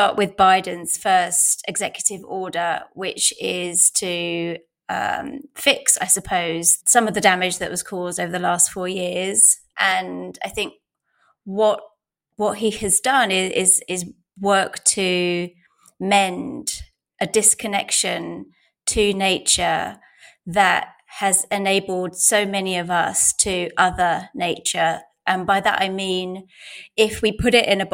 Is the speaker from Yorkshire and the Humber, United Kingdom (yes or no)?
no; London, United Kingdom; I grew up in Southeast London